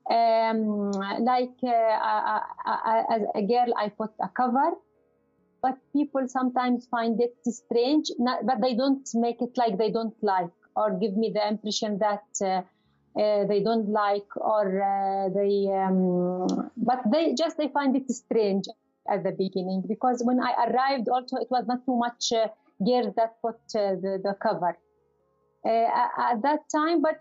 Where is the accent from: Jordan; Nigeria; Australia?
Jordan; English is a second language; moved away as an adult; now in Braga, Portugal; I'm uh, 34 years. Uh, I uh, I am from Jordan. Uh, I live here five years and half.